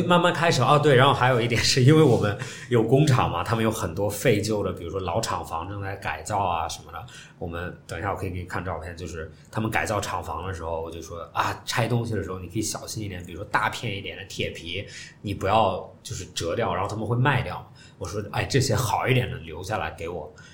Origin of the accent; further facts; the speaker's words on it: China; 作为中国人来讲